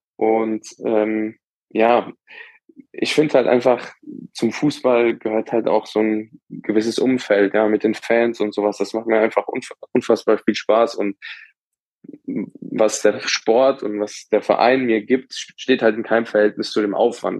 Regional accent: Dornburg, Hesse, Germany; ich komme aus Langendernbach. Das ist ein ja, kleiner Ort in der Gemeinde Dornburg

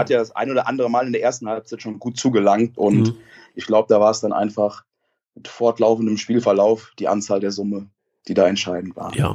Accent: Koblenz, Rhineland-Palatinate, Germany; ich bin in Koblenz aufgewachsen

